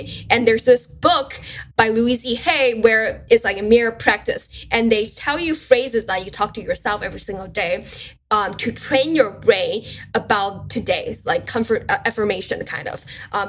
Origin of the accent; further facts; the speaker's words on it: China; first language Mandarin Chinese; English is a second language; So my first language is actually Chinese, my Mandarin.